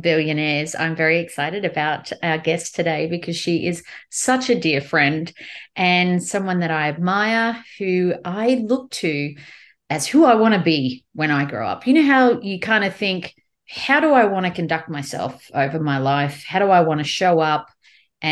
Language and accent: English; Australia; a company in my hometown, Australia